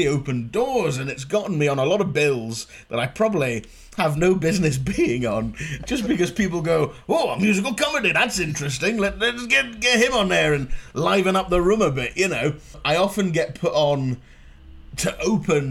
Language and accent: English; Inverness, Scotland, United Kingdom; moved away; also born or lived in Glasgow; growing up in Inverness as well, there wasn't really a comedy scene at the time